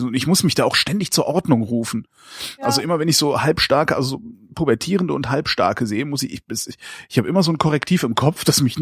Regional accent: Lünen, North Rhine-Westphalia, Germany; Ich komme aus Lünen

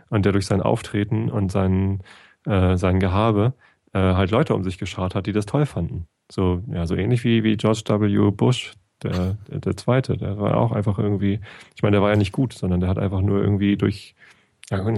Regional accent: Northern Germany, Germany; also born or lived in Cologne; ich als Norddeutscher

